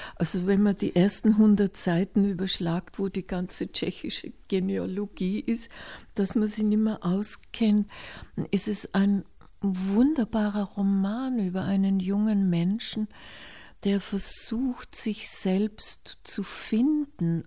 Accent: Hinterstoder, Upper Austria, Austria; nach Hinterstoder in das Austraghäusel, wo ich aufgewachsen bin bei einem Bauern

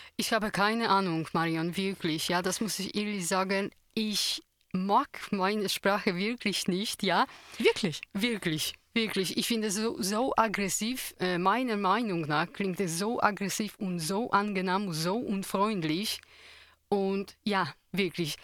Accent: Poland; German is a second language; now in Tyrol, Austria; Polen, woher ich komme ursprünglich

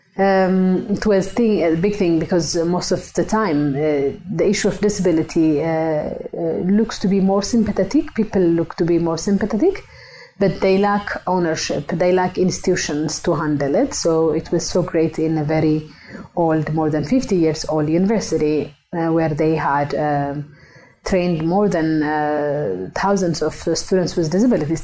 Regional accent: Ethiopia; moved away; I am uh, originally from Ethiopia, but I work now globally

